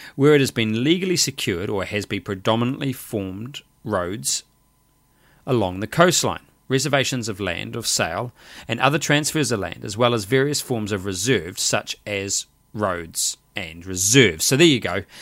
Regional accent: New Zealand; Me as a New Zealander

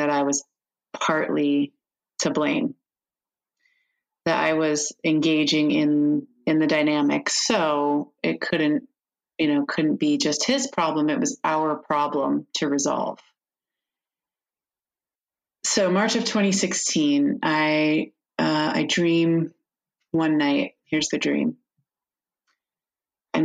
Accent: Midwest, United States; a Midwestern woman

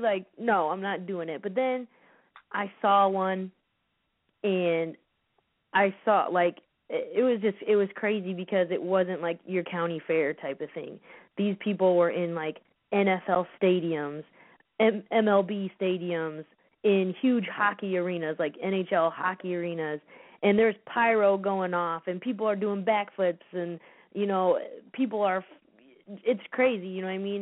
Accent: United States; also born or lived in Chicago; I'm from the Quad Cities

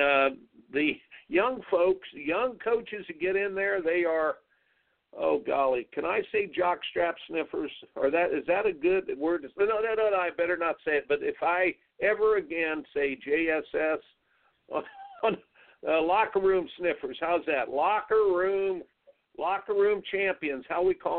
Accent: Indiana, United States; growing up in Indiana

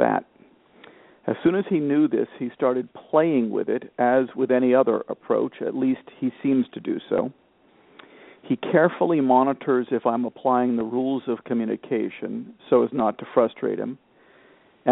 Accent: Miami, Florida, United States; now in Portland, Maine, United States; I grew up in Miami, Florida

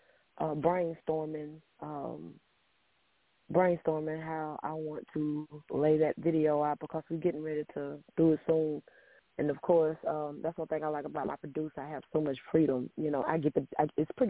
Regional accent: South Mississippi, United States; I'm from Mississippi

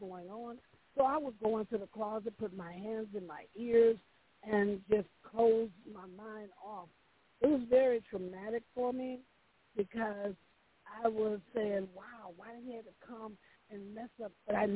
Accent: Milwaukee, Wisconsin, United States; also born or lived in Mississippi; now in Dallas, United States; I was actually born in Mississippi, but I grew up in Milwaukee, Wisconsin.

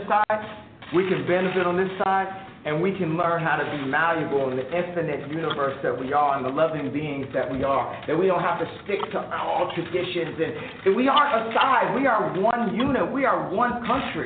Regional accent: Chicago, Illinois, United States; my hometown of Chicago

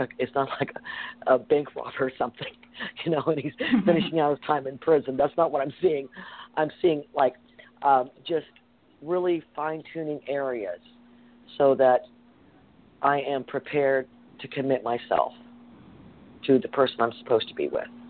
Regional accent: the South, United States; I grew up in the South

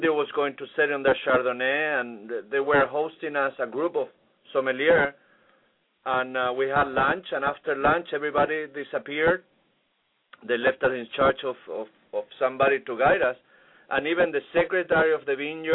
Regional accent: Viña del Mar, Valparaíso, Chile; now in Key Biscayne, United States; Viña del Mar, where I grew up

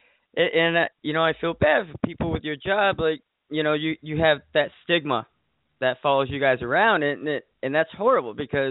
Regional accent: Delhi, United States; eventually gravitated back to Delhi, my hometown

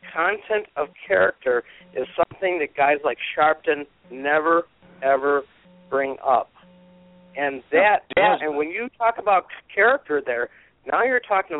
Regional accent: Detroit, Michigan, United States; I was born and raised in Detroit, and I live basically in a suburb. My dad basically walked to Detroit from Pennsylvania from the coal mines because this is where the jobs were.

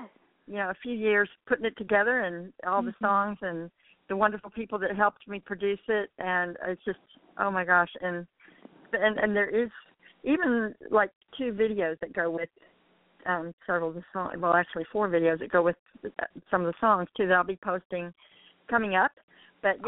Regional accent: Atlanta, Georgia, United States; moved away as an adult; now in Nashville, United States; Since I've been in Nashville, I'm from Atlanta, and I did Rise and Shine down in Atlanta

